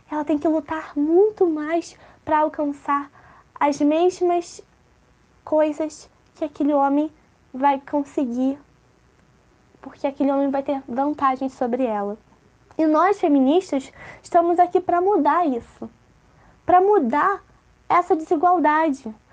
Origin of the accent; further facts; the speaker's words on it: Rio de Janeiro, Brazil; now in -; E eu nasci na favela da Maré, cresci, fui educada lá, sou mãe, sou mulher, sou negra, sou brasileira, sou lésbica, sou preta, sou favelada, com muito orgulho.